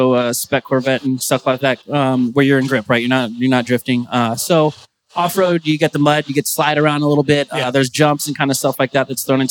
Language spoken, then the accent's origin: English; California, United States; back home, I come from California